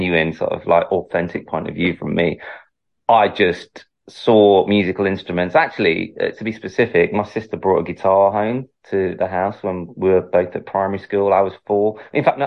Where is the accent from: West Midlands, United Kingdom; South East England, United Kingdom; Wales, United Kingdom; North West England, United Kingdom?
North West England, United Kingdom; Manchester; moved away as an adult; now in London, United Kingdom; I'm originally from Manchester